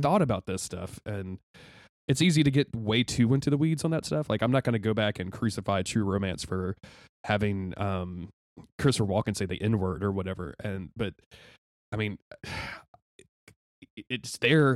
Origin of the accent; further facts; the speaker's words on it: the South, United States; a white cis dude growing up in the South.